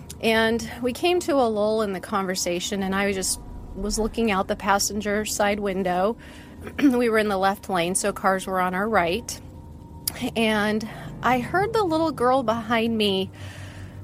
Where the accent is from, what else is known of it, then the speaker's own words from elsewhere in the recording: West Coast, United States; also born or lived in Seattle / Portland / Sacramento; I grew up mostly on the West Coast. Kind of for my dad's job, we went between Seattle, Portland, and Sacramento.